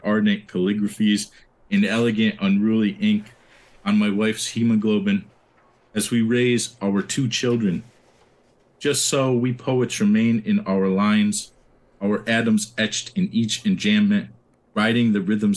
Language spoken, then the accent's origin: English; Binghamton, New York, United States; I was born in Binghamton because I never wanted to leave here